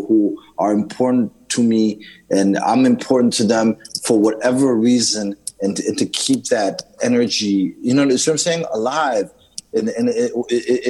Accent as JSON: {"language": "English", "country": "Zimbabwe", "tie": "born or raised there", "said": "when I grew up in Zimbabwe"}